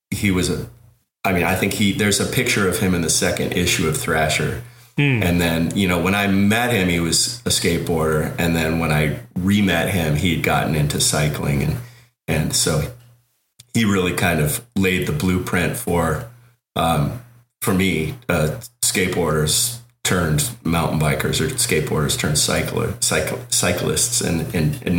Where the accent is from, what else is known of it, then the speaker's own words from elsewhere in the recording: Colorado, United States; moved away as an adult; now in Oakland, United States; when I moved from Colorado uh, to Oakland for college.